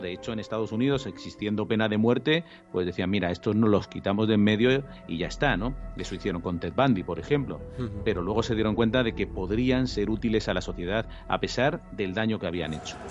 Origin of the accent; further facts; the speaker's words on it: Spain; nosotros en España